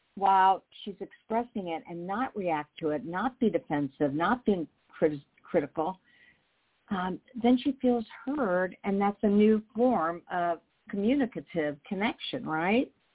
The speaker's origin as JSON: {"language": "English", "town": "Indianapolis", "region": "Indiana", "country": "United States", "said": "I'm from Indianapolis, Indiana, a huge mecca"}